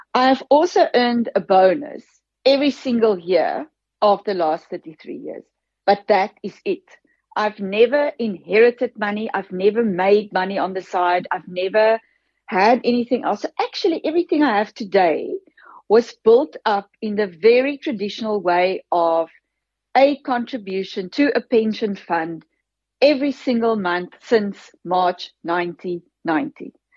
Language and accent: English; Free State, South Africa; girl from a farm in the Free State, I grew up, my dad, my grandfather was a farmer. My father took over from him and I grew up on that farm